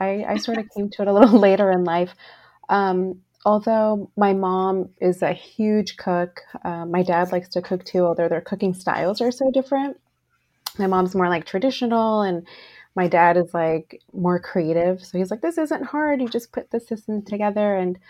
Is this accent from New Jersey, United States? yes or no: yes; New Jersey, United States; moved away as an adult; now in Los Angeles, United States; I came to it a little later in life, actually not until I was married and I moved cross country from New Jersey to LA.